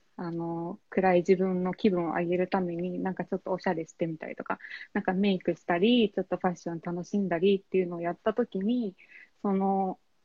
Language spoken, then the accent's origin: Japanese; Kyushu, Oita, Japan; moved away as an adult; now in Tokyo, Japan; 九州の大分県出身なんですけど、えっと、今東京に住んでまして